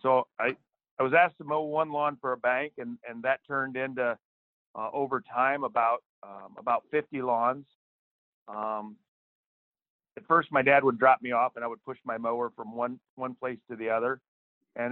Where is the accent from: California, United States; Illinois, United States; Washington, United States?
Illinois, United States; Central; also born or lived in East Texas; I live in Central Illinois. I grew up here in a rural area